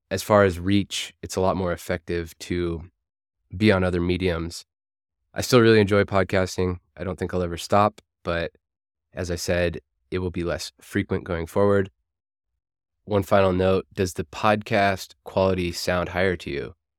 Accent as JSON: {"language": "English", "country": "United States", "moved": "as an adult", "said": "Culturally, I'm American"}